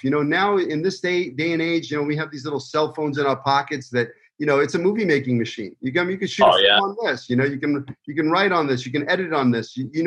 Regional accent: New York City, New York, United States; moved away; the streets that I grew up in Brooklyn

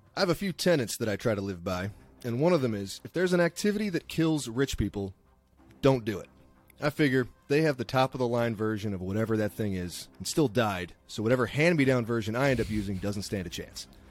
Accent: East Coast, United States; now in Bay Area, United States; I'm some redneck from the East Coast

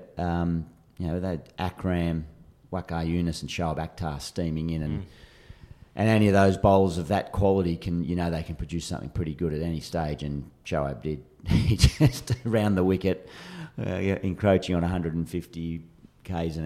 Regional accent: New South Wales, Australia; moved away as an adult; also born or lived in Western Australia; I was an unknown from New South Wales a few years prior.

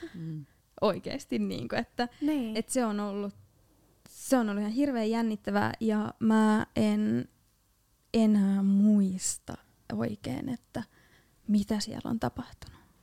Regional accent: Loimaa, Southwest Finland, Finland; olen tuolta Loimalta kotosin

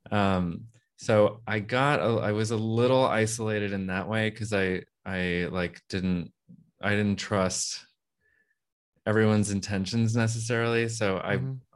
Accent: Texas, United States; I'm from Texas

